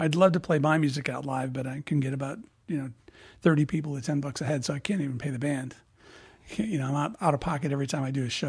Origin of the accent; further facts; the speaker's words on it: Illinois, United States; moved away as an adult; I grew up in Illinois, so yeah. I was about 23 when I left town, 22, 23.